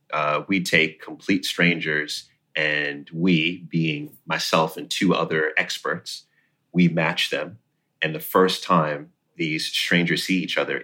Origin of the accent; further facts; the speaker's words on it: Jamaica; I always say I'm Jamaican and I have 10 jobs.